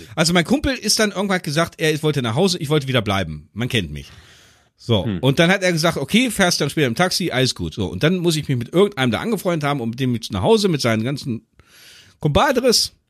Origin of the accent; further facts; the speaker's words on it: Göttingen, Lower Saxony, Germany; bei uns in Göttingen